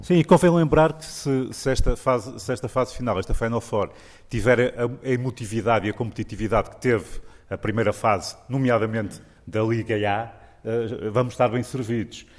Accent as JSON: {"language": "Portuguese", "town": "Porto", "region": "Norte", "country": "Portugal", "tie": "born or raised there", "lives_now": "Guimarães, Portugal", "said": "nasci no Porto, sempre vivi no Porto, eh, e agora estou a viver em Guimarães"}